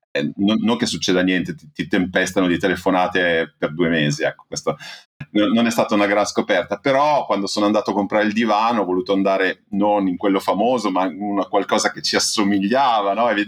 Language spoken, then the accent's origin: Italian; Emilia-Romagna, Italy; Eh, io sono emiliano e abito, diciamo, tra Modena e Bologna, nella campagna emiliana.